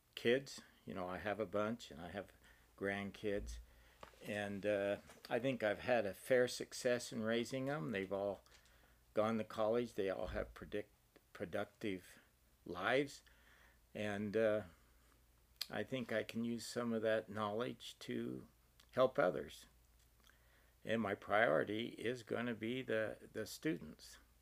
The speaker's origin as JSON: {"language": "English", "region": "Eastern Oregon", "country": "United States", "tie": "born or raised there", "also_born_or_lived": "Utah / Alberta, Canada", "moved": "as an adult", "lives_now": "Socorro, United States", "said": "I grew up in Eastern Oregon on a dairy, small dairy farm"}